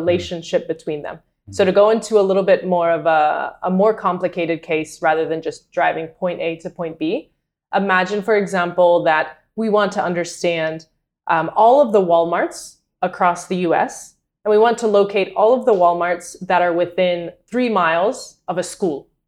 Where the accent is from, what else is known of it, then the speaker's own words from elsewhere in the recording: North Carolina, United States; moved away as an adult; also born or lived in Madrid, Spain; I was born and raised in North Carolina